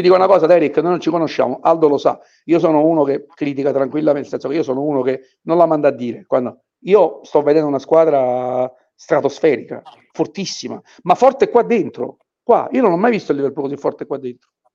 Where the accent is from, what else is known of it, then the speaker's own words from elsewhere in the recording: Naples, Campania, Italy; io sono napoletano